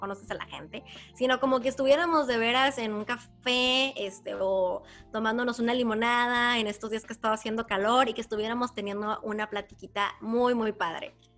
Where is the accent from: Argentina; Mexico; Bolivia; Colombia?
Mexico; Ensenada, Baja California; en Ensenada, de donde yo soy